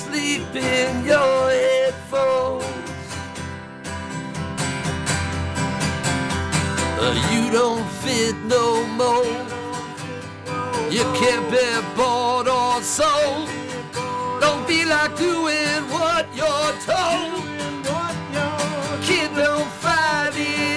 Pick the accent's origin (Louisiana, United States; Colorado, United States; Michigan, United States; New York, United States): New York, United States; Huntington; I'm from Huntington, Long Island